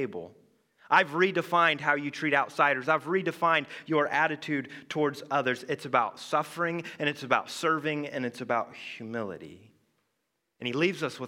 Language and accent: English; Indiana, United States; moved away; I'm originally from Indiana, you know, the ….